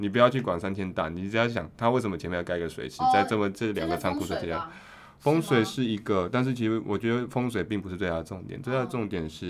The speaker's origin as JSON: {"language": "Chinese", "country": "Taiwan", "said": "所以我们台湾人差点变成法国人，"}